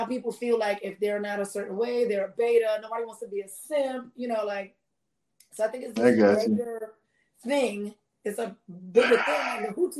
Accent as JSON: {"language": "English", "town": "New York City", "region": "New York", "country": "United States", "tie": "born or raised there", "said": "I grew up in the Bronx"}